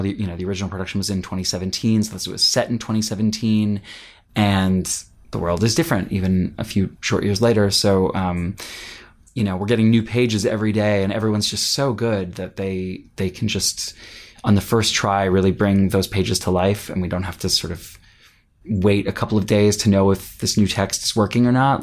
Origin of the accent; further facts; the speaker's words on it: Pittsburgh, Pennsylvania, United States; I grew up in Pittsburgh, Pennsylvania